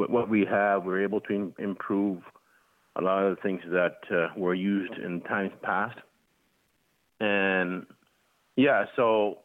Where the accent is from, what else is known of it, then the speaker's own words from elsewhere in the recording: Coral Harbour, Nunavut, Canada; moved away as an adult; now in Nova Scotia, Canada; I'm living in Nova Scotia at the moment, but I am actually from Coral Harbor, Nunavut